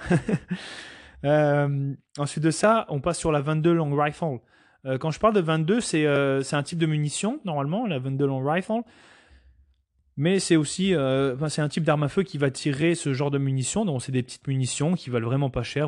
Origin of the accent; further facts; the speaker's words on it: Canada; nous en tant que Canadiens